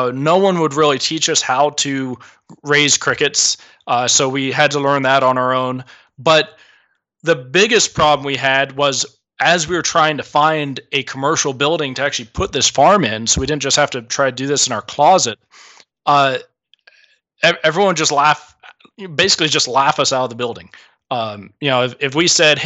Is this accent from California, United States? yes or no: yes; Southern California, United States; moved away as an adult; also born or lived in Michigan / Great Falls, Montana; I'm from Southern California